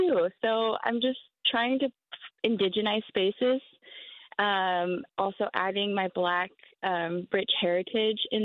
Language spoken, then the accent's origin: English; Tacoma, Washington, United States; I grew up in Tacoma, Washington, in my whole life.